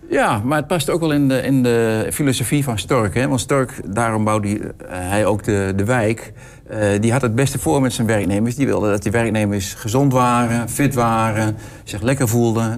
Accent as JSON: {"language": "Dutch", "town": "Hengelo", "region": "Overijssel", "country": "Netherlands", "said": "ik kom uit Hengelo"}